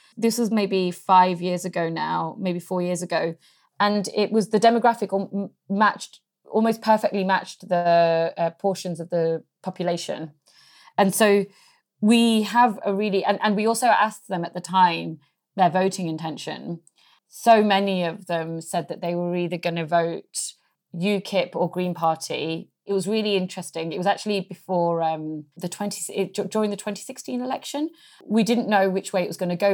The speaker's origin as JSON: {"language": "English", "region": "England", "country": "United Kingdom", "tie": "born or raised there", "said": "I was born in England"}